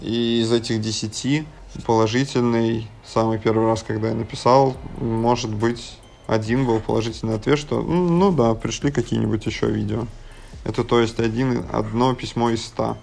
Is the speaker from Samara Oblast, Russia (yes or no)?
yes; Syzran, Samara Oblast, Russia; moved away; Я из Сызрани, это Самарская область